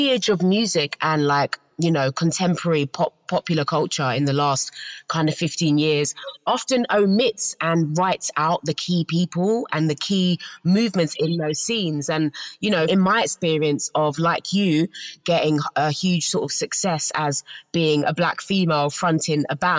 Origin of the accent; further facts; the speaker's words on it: London, United Kingdom; growing up in South London